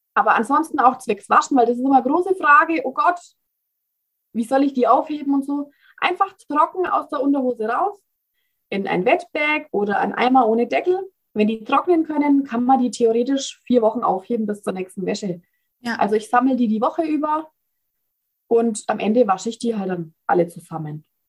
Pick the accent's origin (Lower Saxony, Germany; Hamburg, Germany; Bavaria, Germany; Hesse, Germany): Bavaria, Germany; Ich komme aus Bayern, wie man vielleicht nicht ganz unschwer erkennen kann.